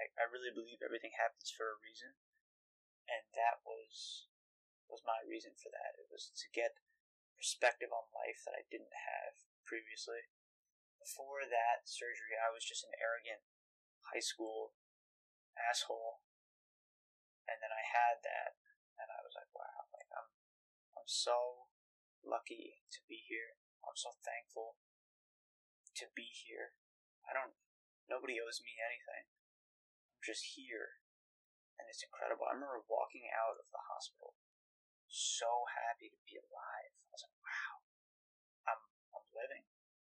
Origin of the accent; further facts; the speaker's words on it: New York, United States; I'm from New York